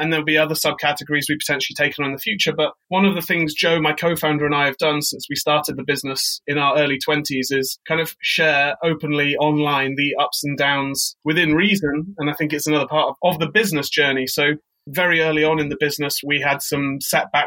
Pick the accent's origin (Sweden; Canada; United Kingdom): United Kingdom; now in New York, United States; I'm British. I now live in New York